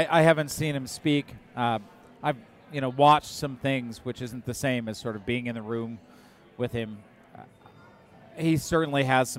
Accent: Indiana, United States; full disclosure, I'm from Indiana originally

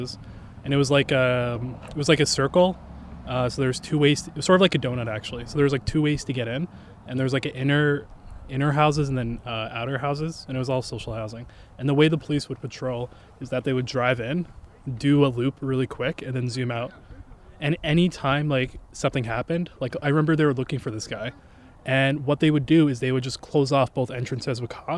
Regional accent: Edmonton, Alberta, Canada; I grew up like Somali in Edmonton

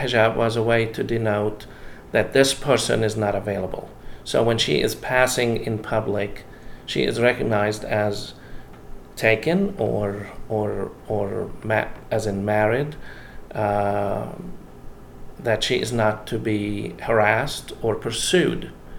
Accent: Jerusalem, Jerusalem District, Israel; I grew up in Jerusalem, and pilgrims from Cyprus would walk around dressed in black

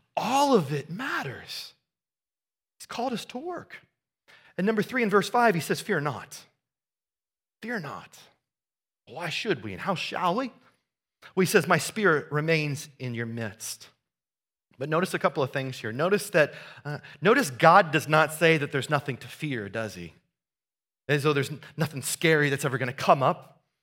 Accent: Southeast Iowa, United States; moved away; we went back to the farm that I grew up on in Southeast Iowa

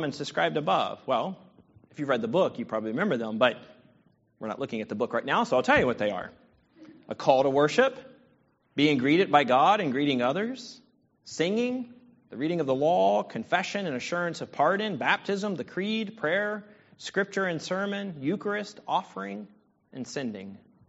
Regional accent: Virginia, United States; now in Southern California, United States; I am from Virginia. I live in California, but I am from Virginia. I'm a proud Virginia

